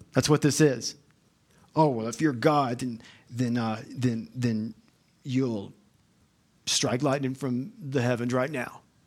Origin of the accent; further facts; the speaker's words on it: the South, United States; I'm from the South